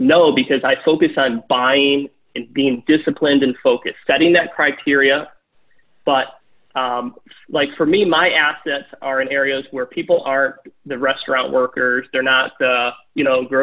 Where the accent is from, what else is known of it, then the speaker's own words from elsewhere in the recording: Michigan, United States; we're from Michigan